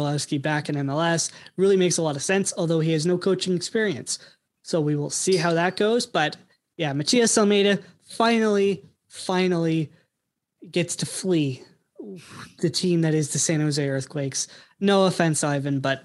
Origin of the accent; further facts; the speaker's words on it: Canada; my vision's a little blurred as a Canadian